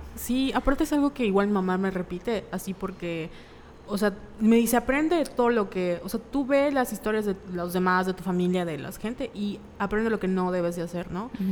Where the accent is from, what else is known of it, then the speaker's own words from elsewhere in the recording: Mexico; la cultura como mexicana